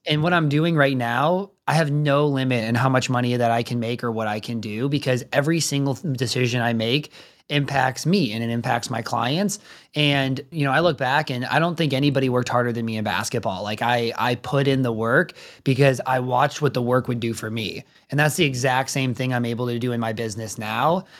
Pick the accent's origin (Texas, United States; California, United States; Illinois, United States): Illinois, United States; suburb of Chicago, near the Illinois-Wisconsin border, United States; moved away as an adult; also born or lived in Minnesota; now in Indianapolis, United States; I'm from, like, a suburb of Chicago, if you're not from the area, if you're from the area, not a suburb of Chicago, like, kind of on the Illinois, Wisconsin border